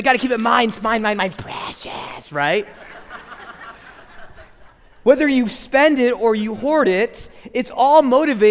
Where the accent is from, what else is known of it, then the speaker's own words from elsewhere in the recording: United States; as American Christians